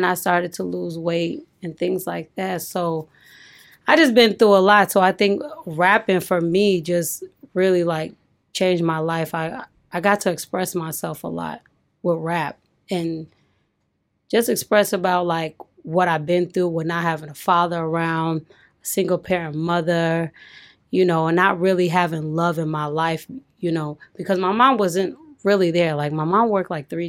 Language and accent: English; Chicago, Illinois, United States; also born or lived in Nigeria (ancestry); I'm Nigerian. Mm-hmm. So I'm Nigerian. Both of my parents are from Nigeria. I grew up in Chicago, then, you know, went to school in the suburbs